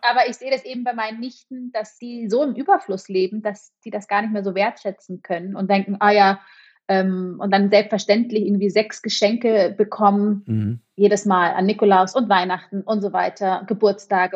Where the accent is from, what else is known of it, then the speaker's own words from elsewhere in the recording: Munich, Bavaria, Germany; moved away as an adult; also born or lived in Berlin; now in Zürich, Switzerland; Ich komme ja ursprünglich aus München